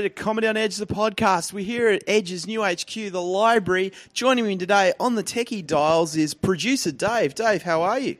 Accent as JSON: {"language": "English", "region": "Tasmania", "country": "Australia", "tie": "born or raised there", "said": "I grew up in Tasmania"}